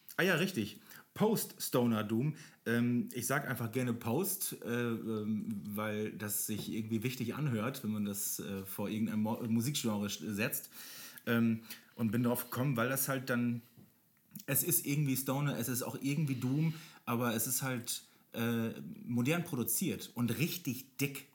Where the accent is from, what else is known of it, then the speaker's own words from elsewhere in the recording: Germany; als Deutscher